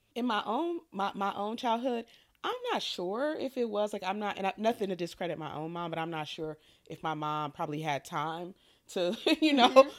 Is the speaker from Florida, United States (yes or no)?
no; Detroit, Michigan, United States; I grew up in Detroit